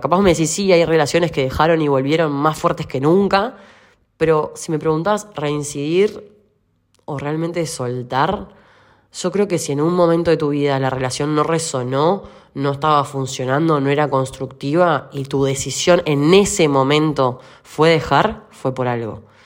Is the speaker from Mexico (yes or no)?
no; Uruguay; now in Argentina; yo soy uruguaya